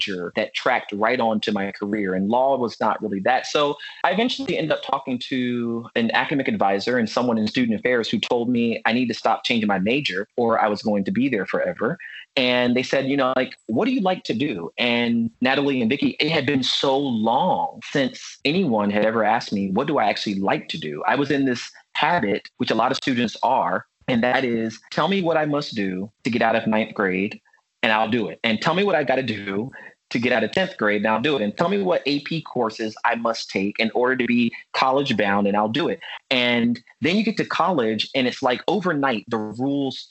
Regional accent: Virginia Beach, Virginia, United States; I grew up in Virginia Beach, Virginia

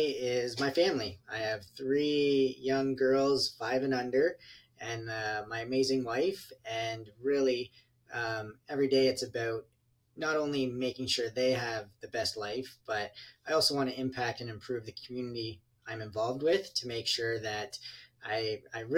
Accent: London, Ontario, Canada; I'm from London, Ontario, Canada, which is exactly halfway between Detroit and Toronto

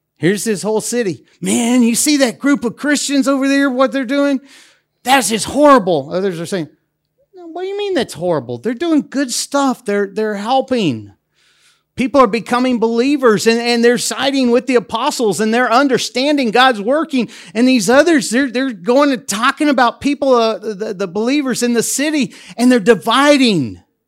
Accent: United States; moved away as an adult; also born or lived in Europe; now in Debrecen, Hungary; as an American that has worked in Europe for over twenty years

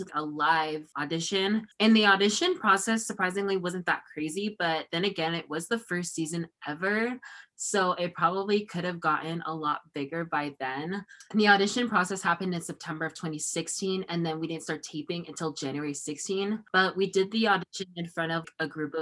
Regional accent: Temecula, California, United States; also born or lived in Orange, California; So now I've lived in Temecula, where I'm from, Temecula, California. It's been like, I've been here since I was like 6 or 7 years old

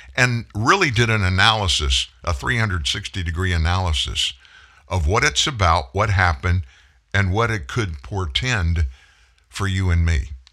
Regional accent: Lafayette, Louisiana, United States; moved away; I'm from South Louisiana. My family, we were one of those stay in place, shelter in place families. We never one time, I lived in Lafayette, 50 miles from the Gulf of Mexico

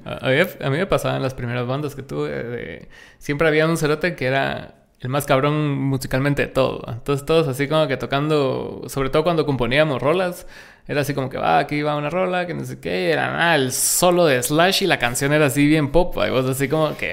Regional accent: Guatemala; estamos segmentados aquí como música guatemalteca

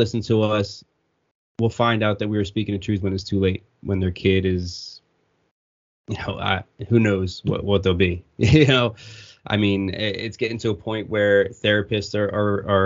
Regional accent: Warminster, Pennsylvania, United States; also born or lived in Horsham, Pennsylvania; I lived in Bucks County for 20 years. I grew up in Warminster

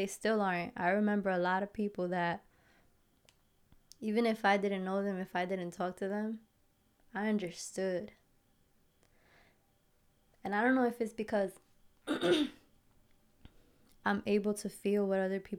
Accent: Passaic, New Jersey, United States; I grew up in Passaic, right? Passaic, New Jersey.

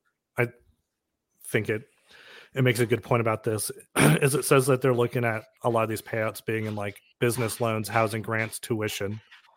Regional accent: California, United States; Because I'm from California

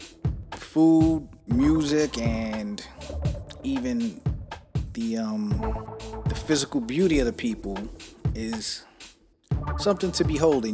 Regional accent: New York City, New York, United States; growing up in New York City and you're Puerto Rican

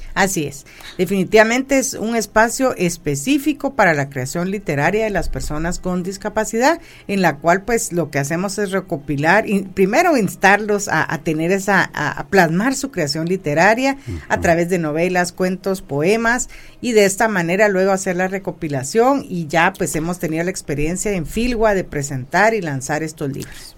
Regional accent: Guatemala; como guatemaltecos

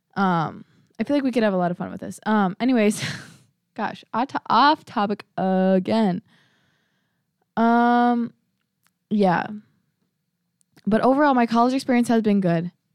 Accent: Prior Lake, Minnesota, United States; moved away; I'm from Priory Lake, Minnesota

